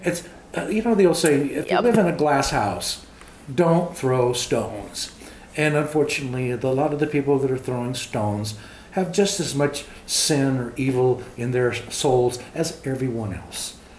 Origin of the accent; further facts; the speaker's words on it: Los Angeles, California, United States; first language English; moved away as an adult; also born or lived in Montana / Minnesota / Texas; I grew up in Los Angeles, East Los Angeles. Born in East.